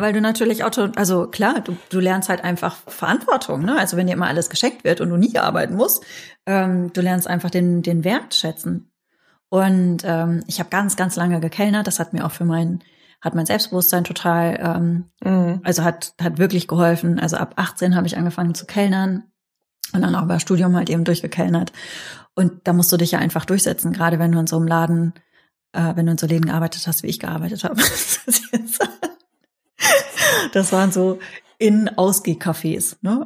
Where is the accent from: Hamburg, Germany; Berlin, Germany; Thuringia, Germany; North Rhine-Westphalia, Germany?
North Rhine-Westphalia, Germany; ich bin in der Nähe von Holland aufgewachsen